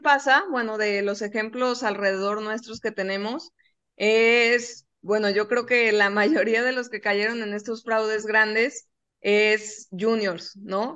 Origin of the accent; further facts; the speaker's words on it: Guadalajara, Jalisco, Mexico; nosotros que somos de Guadalajara